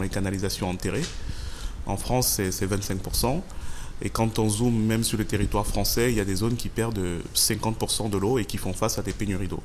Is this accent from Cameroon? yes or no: yes; Yaoundé, Centre, Cameroon; j'ai grandi au, j'ai grandi au Cameroun